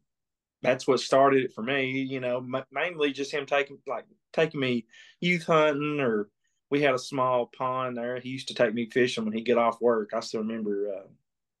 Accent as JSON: {"language": "English", "area": "Clay County", "region": "Southeast Kentucky", "country": "United States", "tie": "born or raised there", "said": "I grew up down there around Clay County, Southeast Kentucky."}